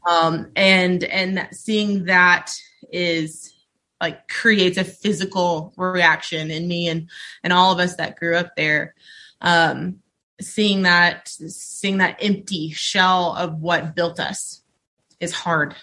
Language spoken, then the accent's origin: English; Mayfield, Kentucky, United States; now in Frankfort, United States; I'm from Mayfield, Kentucky